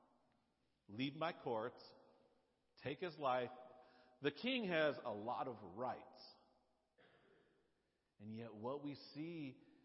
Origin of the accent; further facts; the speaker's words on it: United States; I am Christian. And I live in America